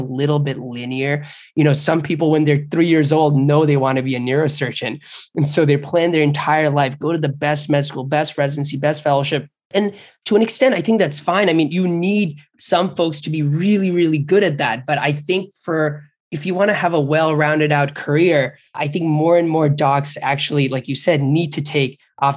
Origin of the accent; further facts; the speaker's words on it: Bangladesh; moved away; I grew up in Bangladesh